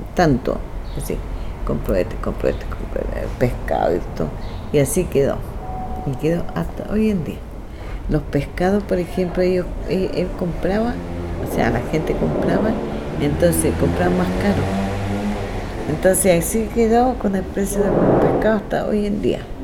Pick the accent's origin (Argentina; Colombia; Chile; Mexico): Chile; Rapa Nui, Valparaíso; first language Rapa Nui; Spanish is a second language; Yo soy nativa de acá, de Rapa Nui.